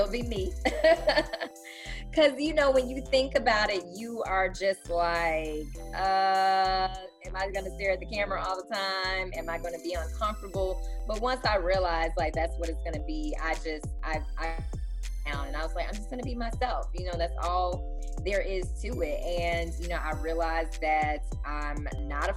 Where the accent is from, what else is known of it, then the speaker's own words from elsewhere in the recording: Chicago, Illinois, United States; moved away as an adult; now in Houston, United States; I'm still a Chicagoan